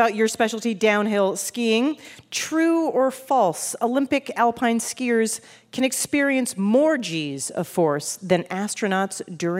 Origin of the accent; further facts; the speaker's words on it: Canada; as a Canadian